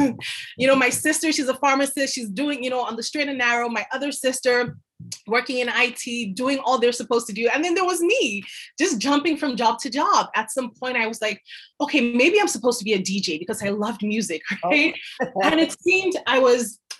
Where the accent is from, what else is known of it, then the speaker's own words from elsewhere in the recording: Nigeria; also born or lived in France; now in Canada; moved back to my home country, Nigeria